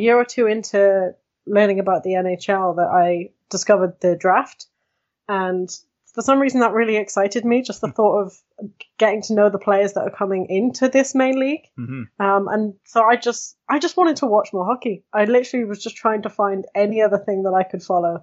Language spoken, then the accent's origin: English; United Kingdom; We're two British people